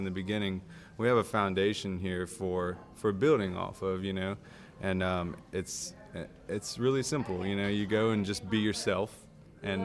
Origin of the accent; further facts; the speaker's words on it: Cajun, Louisiana, United States; accent: Cajun; I call myself the freelance Cajun. So I have basically four things under that umbrella, which is photography, music as a musician, a Cajun musician. So I play indigenous music to Southwest Louisiana.